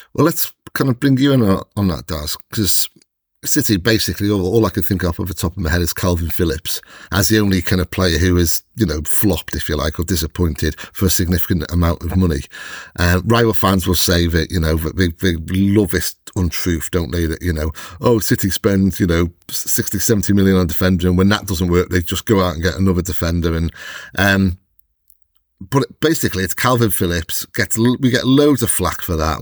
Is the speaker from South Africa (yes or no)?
no; Welsh, Wales, United Kingdom; I'm Welsh